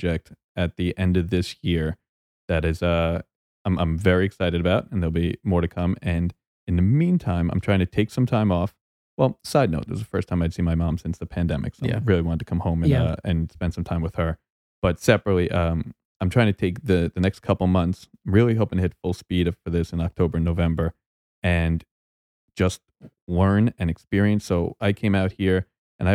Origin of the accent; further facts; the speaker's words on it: New York, United States; moved away as an adult; also born or lived in Long Island / California; New York